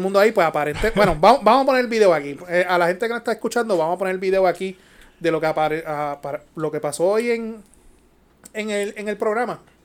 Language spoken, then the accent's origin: Spanish; Yauco, Puerto Rico; Los que somos de Yauco